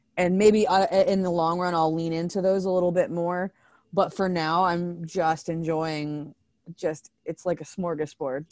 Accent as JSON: {"language": "English", "town": "Circleville", "region": "Ohio", "country": "United States", "tie": "born or raised there", "said": "I was born and raised in Circleville, Ohio"}